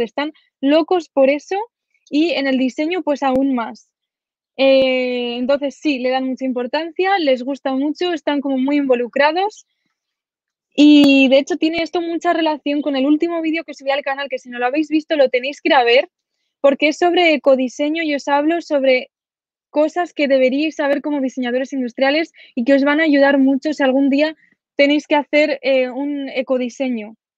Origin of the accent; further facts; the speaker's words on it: a village in Zaragoza province, Aragon, Spain; also born or lived in Sweden; Ahora estoy en mi pueblo, este que os comento de 2.000 habitantes de, Zaragoza.